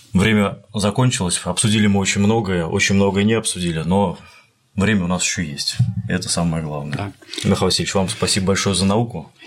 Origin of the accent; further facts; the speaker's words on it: Tver, Tver Oblast, Russia; я приезжал в Санкт-Петербург из Твери, из моего родного города